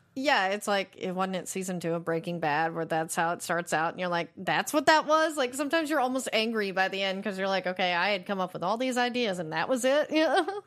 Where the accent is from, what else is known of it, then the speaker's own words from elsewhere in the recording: United States; as an American audience